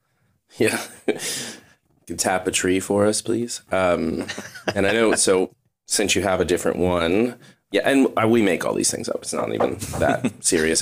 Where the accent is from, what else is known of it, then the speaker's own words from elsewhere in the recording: Kentucky, United States; I was born in Kentucky.